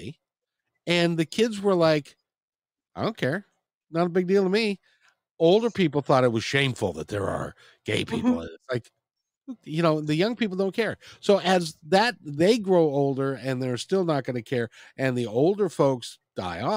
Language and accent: English; Seattle, Washington, United States; I'm from Seattle